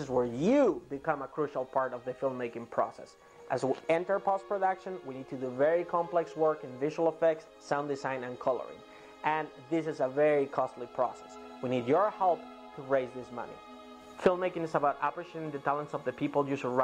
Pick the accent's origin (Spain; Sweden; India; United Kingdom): Spain; moved away as an adult; now in United States; I was born and raised in Spain